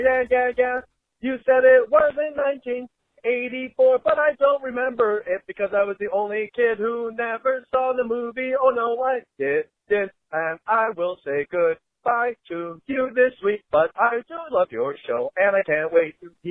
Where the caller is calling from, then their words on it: New Jersey, United States; I am calling from Jersey with the answer to the question.